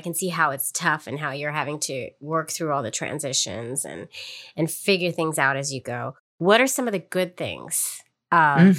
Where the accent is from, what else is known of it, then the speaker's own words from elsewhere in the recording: San Francisco, California, United States; moved away as an adult; now in New York, United States; San Francisco, my hometown.